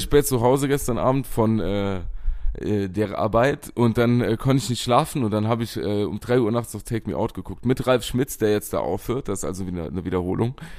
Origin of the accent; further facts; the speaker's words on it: Bachem, Saarland, Germany; durch Pachten mein Heimatort.